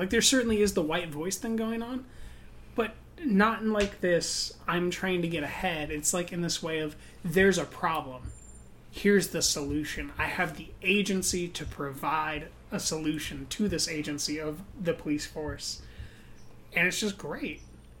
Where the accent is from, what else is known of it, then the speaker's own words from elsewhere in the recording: Oakland, California, United States; It was more like, we're people from Oakland. We want to talk about our experience and try to, like, be authentic.